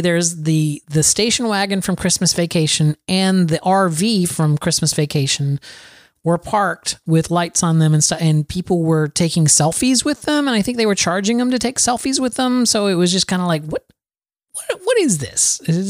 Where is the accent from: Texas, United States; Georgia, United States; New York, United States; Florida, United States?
Florida, United States; moved away; I'm a Floridian, Adam. I was born and raised in Florida.